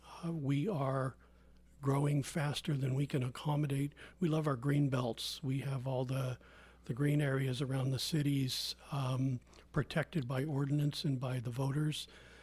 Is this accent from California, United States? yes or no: yes; Santa Rosa, California, United States; now in Healdsburg, United States; Yeah, I grew up in South Santa Rosa when it was a quiet little town and you could ride your horse downtown and get a Frosty. I moved to Healdsburg 30 years ago next month.